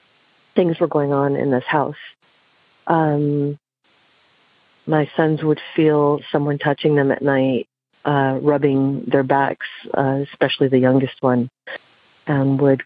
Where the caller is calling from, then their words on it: Santa Barbara, California, United States; I'm calling from Santa Barbara, California.